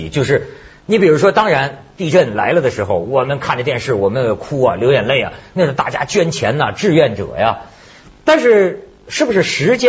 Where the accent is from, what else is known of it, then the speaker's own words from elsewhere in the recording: China; 我这在中国长大的人，